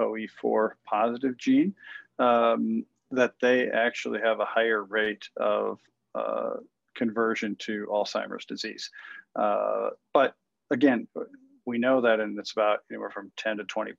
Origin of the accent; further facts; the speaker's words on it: Iowa, United States; moved away; I'm originally from Iowa, right? A small town